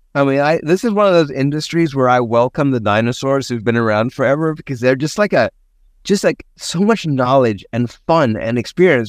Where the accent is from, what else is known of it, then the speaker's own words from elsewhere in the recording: Cape Town, Western Cape, South Africa; now in San Diego, United States; growing up in Cape Town